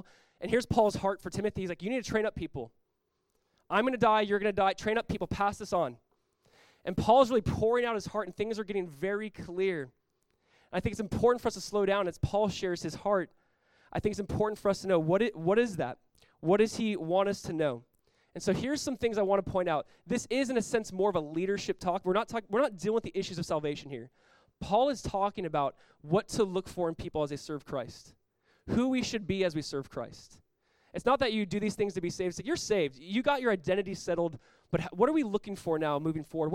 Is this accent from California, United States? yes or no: yes; Southern California, United States; when I was like 18 years old, growing up in Southern California, I was a part of Calvary Chapel Costa Mesa.